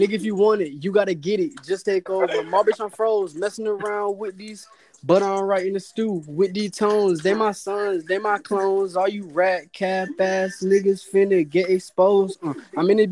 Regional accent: New York, United States; now in South Carolina, United States; I'm originally from New York, but goddamn, I moved down here a minute ago

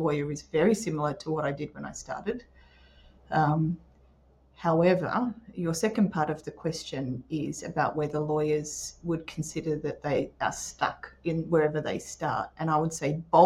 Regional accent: Port Macquarie, New South Wales, Australia; also born or lived in Newcastle / Sydney; I grew up in Port Macquarie, so that's where a lot of us went to uni

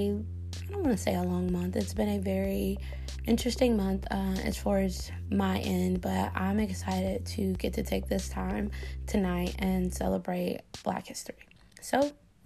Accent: the South, United States; a young African-American woman, growing up in the South and in a Southern Black Baptist church

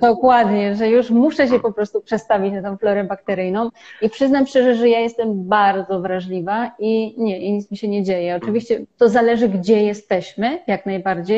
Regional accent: Poland; moved away as an adult; now in India; my żyjemy i wychowywaliśmy się w kraju 38-milionowym

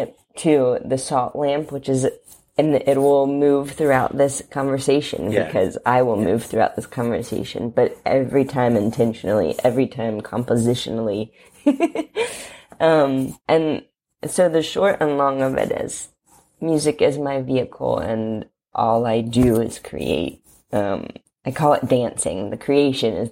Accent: Covington, Kentucky, United States; also born or lived in Cincinnati, Ohio; I am from Covington, Kentucky

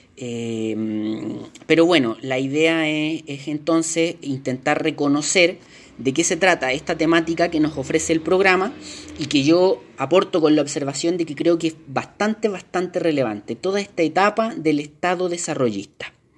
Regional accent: Chile; nosotros que somos chilenos

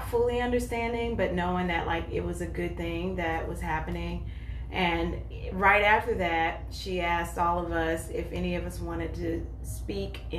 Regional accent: North Carolina, United States; moved away as an adult; now in Columbus, United States; I am 44 years old. Um, I've been living in Columbus um, since about 2015, but I'm originally from North Carolina

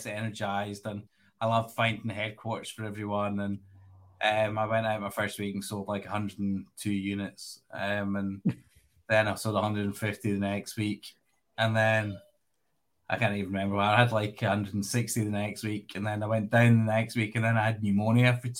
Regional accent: Glasgow, Scotland, United Kingdom; also born or lived in Edinburgh; I grew up in Glasgow, in the west coast of Scotland.

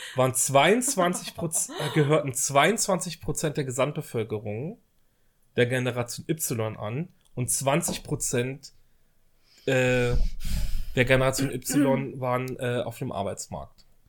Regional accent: West Germany, Germany; now in Berlin, Germany; ich bin ja im Westen groß geworden

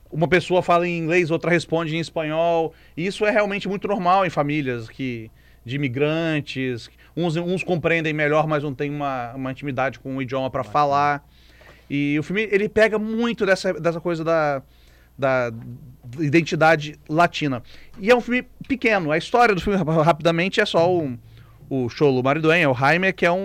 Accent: Brazil; Sou brasileiro

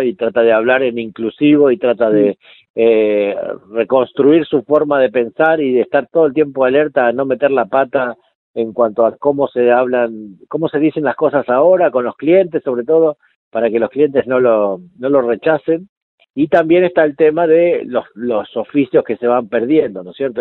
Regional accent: Mar del Tuyú, Buenos Aires Province, Argentina; yo me crié en Mar del Tuyú, partido de la costa, que es un pueblo que todavía es un pueblo chico

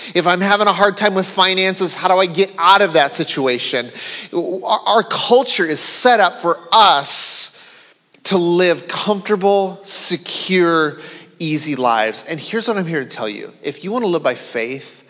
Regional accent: Minnesota, United States; I grew up in the state of Minnesota.

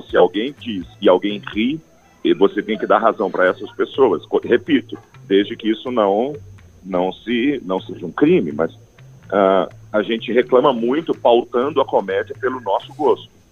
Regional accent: Goiás, Brazil; eu sou de Goiás

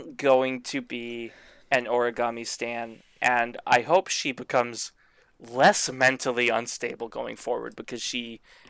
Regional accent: the South, United States; Okay, I'm from the South and moved north.

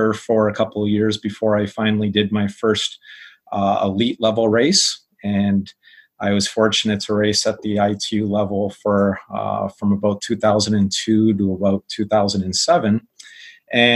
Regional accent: Windsor, Ontario, Canada; I grew up in Windsor up until age 30

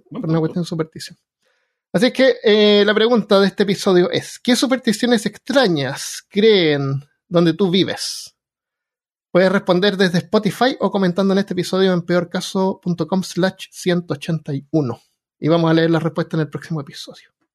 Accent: Chile; moved away; No saben ni siquiera que soy chileno

